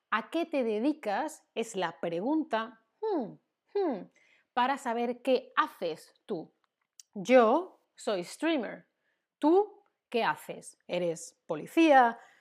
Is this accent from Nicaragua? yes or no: no; Spain; soy española, soy de España